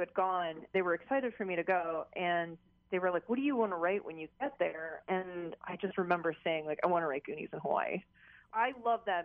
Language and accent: English; South Korea; now in United States; I grew up in Korea, so I got very much my Korean culture. But again, when I moved to the U.S.